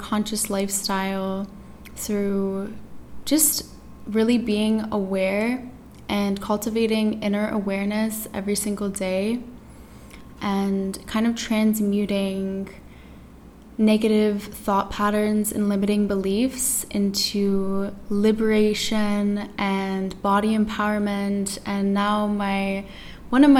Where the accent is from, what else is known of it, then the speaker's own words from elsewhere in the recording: Toronto, Ontario, Canada; now in Tulum, Mexico; I'm from Toronto, Canada. I was born and raised there.